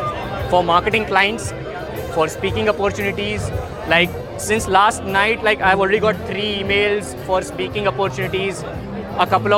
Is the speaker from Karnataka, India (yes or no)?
no; Ahmedabad, Gujarat, India; also born or lived in Mumbai; I'm from Ahmedabad, but I keep rotating in Mumbai